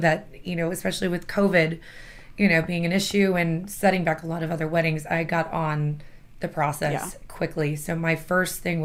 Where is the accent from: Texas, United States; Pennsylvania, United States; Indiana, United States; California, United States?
Texas, United States; San Antonio; So I'm born and raised in San Antonio